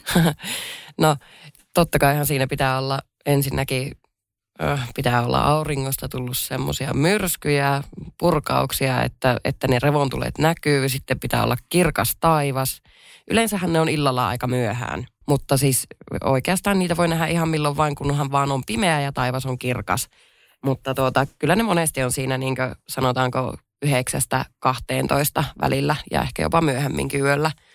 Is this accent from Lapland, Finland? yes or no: yes; Pello, Lapland, Finland; olen Lapista pellosta kotoisin